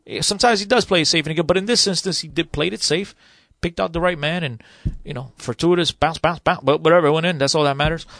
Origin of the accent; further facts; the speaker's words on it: Portugal; moved away; I was born in Portugal. It's my country of birth.